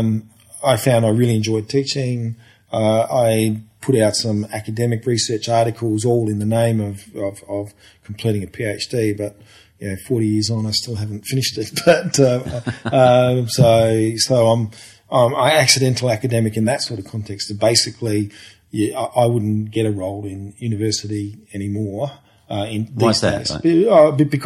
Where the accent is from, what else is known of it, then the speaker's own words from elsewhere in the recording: Port Pirie, South Australia, Australia; I grew up in Port Pirie, which is a couple of hours north of here